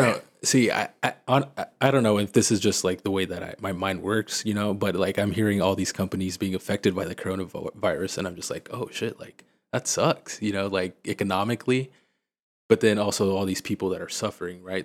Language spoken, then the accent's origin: English; Missouri, United States; moved away as an adult; also born or lived in Springfield, Missouri; now in Houston, United States; I grew up in Missouri